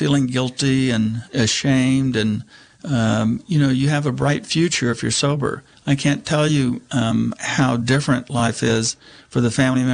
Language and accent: English; Texas, United States; now in Mendocino County, United States; when I was growing up in Texas